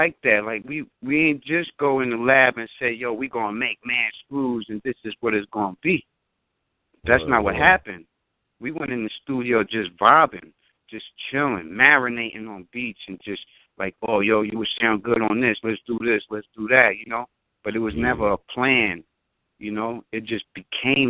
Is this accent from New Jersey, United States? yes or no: no; New York, United States; I'm from New York